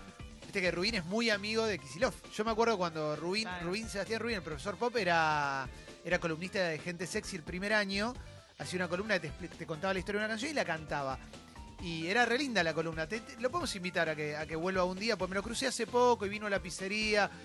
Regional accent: Argentina; yo soy argentino y tengo todo mi derecho a enojarme con un gobierno, porque para eso pago mis impuestos, para eso vivo en este país

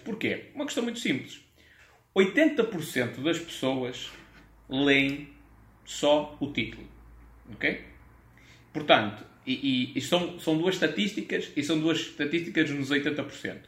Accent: Portugal; accent: European Portuguese; eu sou um nacionalista, adoro o meu país, vou falar em português de Portugal

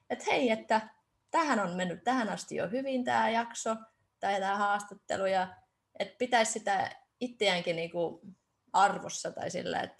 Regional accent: Estonia; kun mä teen myös viron kielellä tätä ja mä oon itse Virosta

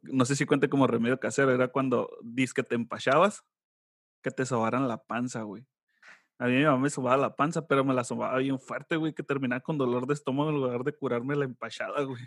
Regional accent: Sonora, Mexico; soy de Sonora, soy de rancho.

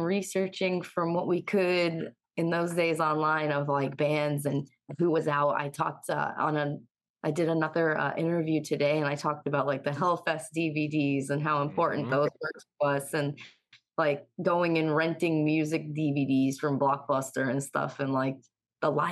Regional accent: near Pittsfield, Western Massachusetts, United States; also born or lived in Ithaca, New York; I'm from a super small town in Western Massachusetts. And I kind of grew up on the more rural side of town

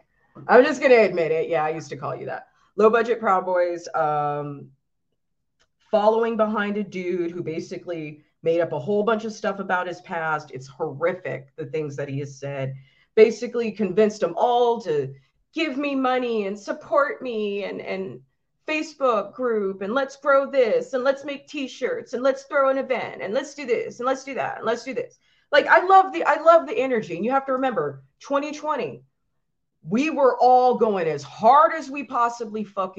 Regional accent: New York, United States; I'm from New York.

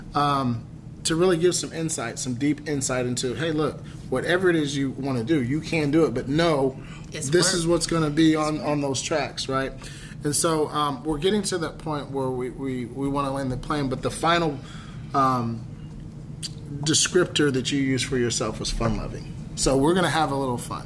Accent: Dallas, Texas, United States; we're from Dallas

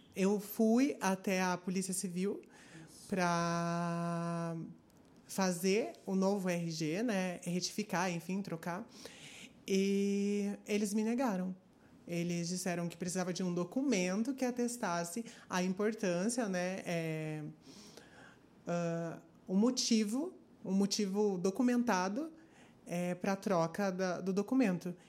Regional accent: Curitiba, Paraná, Brazil; Eu sou aqui de Curitiba e tenho 23 anos

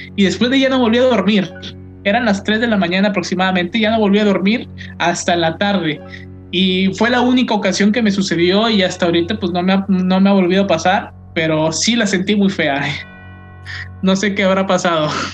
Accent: Linares, Nuevo León, Mexico; mi pueblo, mi bello Linares

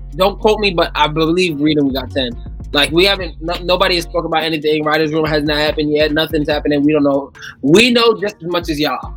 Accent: New York, United States; I'm from New York

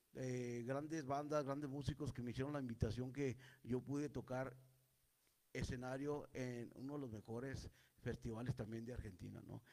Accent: Santa Eulalia, Chihuahua, Mexico; yo soy originario de un pueblito minero

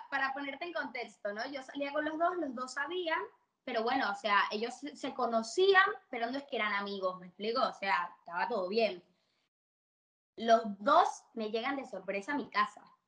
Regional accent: Caracas, Capital District, Venezuela; also born or lived in Barquisimeto, Venezuela; now in Argentina; me crié, yo soy de Caracas, pero estuve 12 años en Barquisimeto.

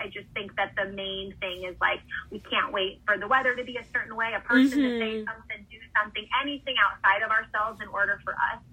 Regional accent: Southern California, United States; moved away as an adult; also born or lived in Austria; I'm from California, Southern California, where I spent a lot of, that's where I went to college and everything

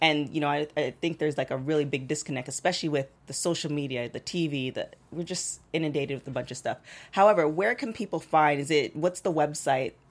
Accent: Toronto, Ontario, Canada; now in Los Angeles, United States; I'm originally from Toronto

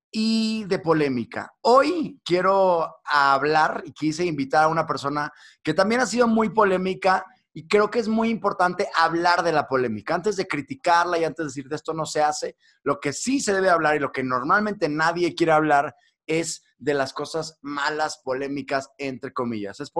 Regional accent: Mexico; now in London, United Kingdom; Soy mexicano, sí.

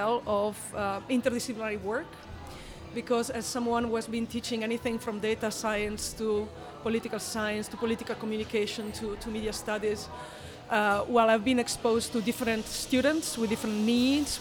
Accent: northeastern Italy, Italy; now in Amsterdam, Netherlands; I come from a small village in the northeastern part of Italy.

